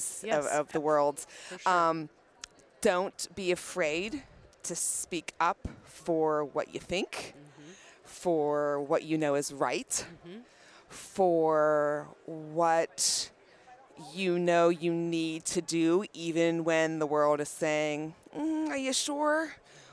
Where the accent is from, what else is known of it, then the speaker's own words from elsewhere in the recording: Atlanta, Georgia, United States; I'm from the Atlanta, Georgia area